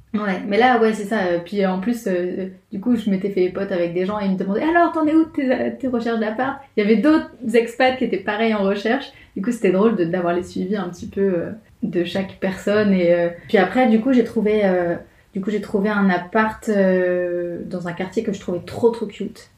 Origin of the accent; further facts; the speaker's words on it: France; accent: French; moved away as an adult; now in Montreal, Canada; j'ai l'accent français